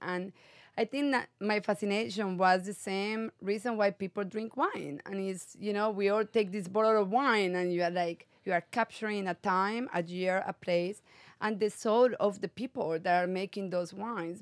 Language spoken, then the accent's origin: English; Medellín, Antioquia, Colombia; moved away as an adult; also born or lived in South Africa; now in California, United States; I was born and raised in Medellin, Colombia